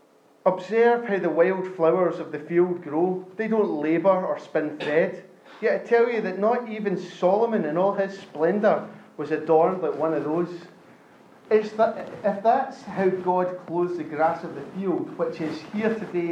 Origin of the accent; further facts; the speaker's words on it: Scotland, United Kingdom; I grew up in Scotland